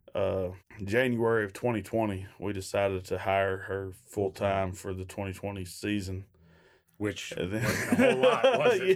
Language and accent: English; Shepherdsville, Kentucky, United States; I'm from Louisville. Well, it's just south of Louisville, Kentucky, Shepherdsville. So I was living in Shepherdsville.